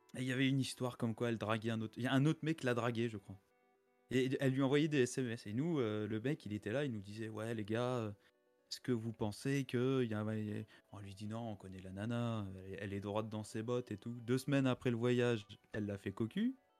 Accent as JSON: {"language": "French", "town": "Metz", "region": "Grand Est", "country": "France", "said": "moi à la base je suis de Metz"}